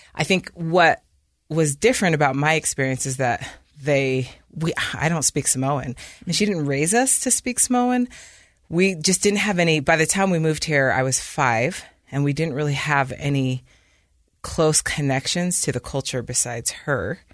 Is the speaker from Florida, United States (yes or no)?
no; Provo, Utah, United States; moved away as an adult; also born or lived in London, United Kingdom; I grew up in Provo, Utah